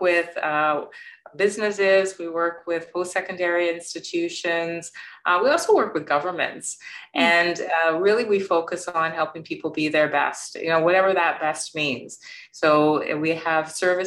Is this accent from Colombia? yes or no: no; Canada; also born or lived in Jamaica; I'm an immigrant to Canada